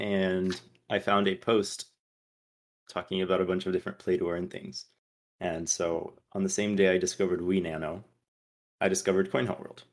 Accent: Brazil; moved away as an adult; also born or lived in North Carolina, United States; now in Atlanta, United States; I lived there from, from when I was eight until I was eighteen, and it was a very defining part of my childhood.

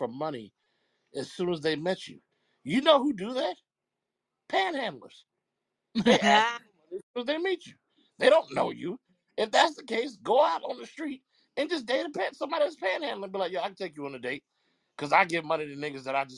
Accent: New Jersey, United States; I'm from Jersey

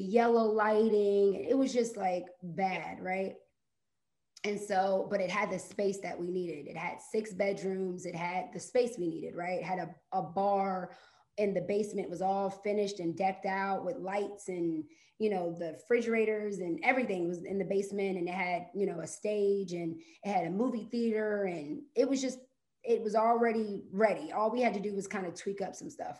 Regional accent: Ohio, United States; moved away as an adult; now in Atlanta, United States; I'm from Ohio, lived there my whole life, and recently moved down to Atlanta August of last year

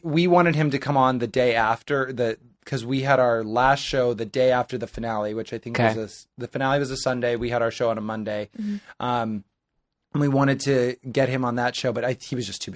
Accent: Nebraska, United States; moved away; I'm from Nebraska

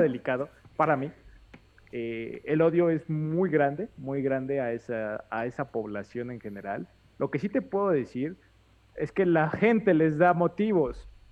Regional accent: Mexico; como mexicanos chismosos

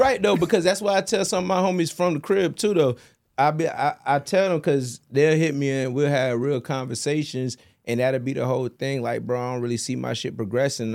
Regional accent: Virginia, United States; I'm from Virginia

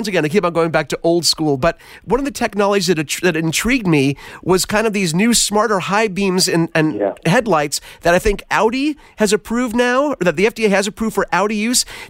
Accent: East Coast, United States; now in Los Angeles, United States; growing up on the East Coast in the mountains

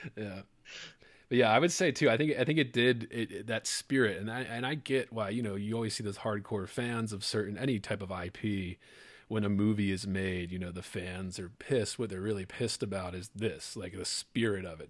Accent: Maryland, United States; also born or lived in Louisiana; I grew up in Maryland here in the U, in the States

